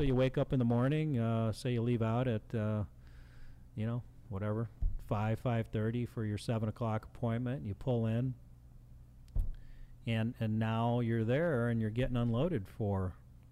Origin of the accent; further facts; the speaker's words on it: Chicago, Illinois, United States; I grew up in Chicago